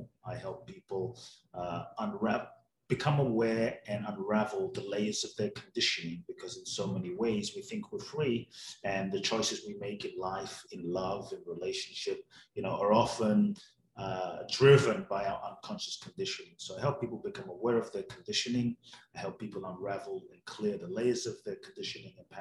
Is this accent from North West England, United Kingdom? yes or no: no; London, United Kingdom; also born or lived in Ghana; now in United States; Grew up in London, live in the US